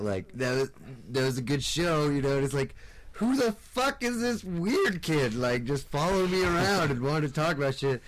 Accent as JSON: {"language": "English", "town": "Fort Collins", "region": "Colorado", "country": "United States", "tie": "born or raised there", "also_born_or_lived": "Nebraska", "said": "I'm from Fort Collins. Like, grew up here."}